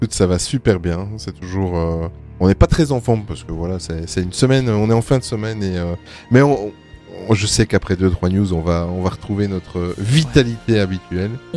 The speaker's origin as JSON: {"language": "French", "country": "Belgium", "said": "nous sommes belges"}